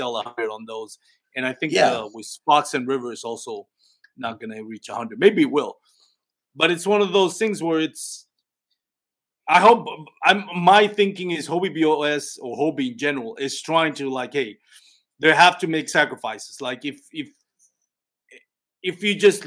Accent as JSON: {"language": "English", "country": "Puerto Rico", "moved": "yes", "lives_now": "Texas, United States", "said": "I'm an adopted Texan. I'm a Texan Puerto Rican."}